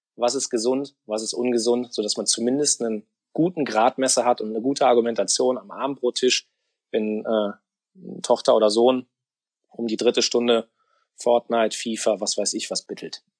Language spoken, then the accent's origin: German; Kerpen, North Rhine-Westphalia, Germany; also born or lived in Cologne; ich habe Mitte der neunziger Jahre Abitur gemacht, hier in, äh, im Kölner Raum in Kerpen